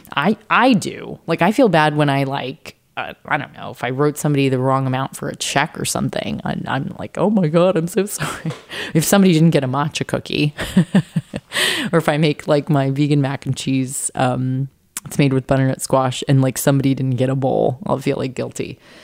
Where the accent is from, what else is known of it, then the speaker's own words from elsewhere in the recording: San Diego, California, United States; I grew up in San Diego